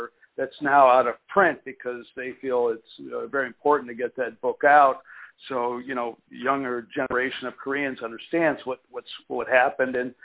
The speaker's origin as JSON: {"language": "English", "country": "United States", "said": "I come from America"}